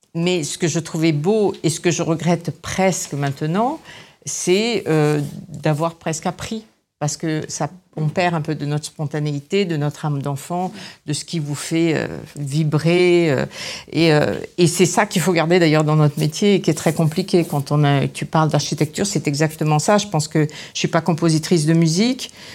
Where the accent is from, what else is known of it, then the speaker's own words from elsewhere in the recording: Grasse, Provence-Alpes-Côte d'Azur, France; moved away; also born or lived in Paris; je suis née à Grasse, donc j'avais un peu d'aide de, d'aide autour de moi et de gens qui étaient dans ce métier